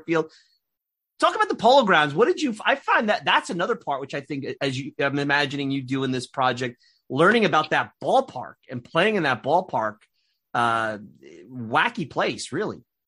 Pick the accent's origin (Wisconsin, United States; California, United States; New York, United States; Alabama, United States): New York, United States; New York City; accent: Brooklyn and Long Island; moved away as an adult; now in Long Island, United States; I grew up in Bensonhurst, Brooklyn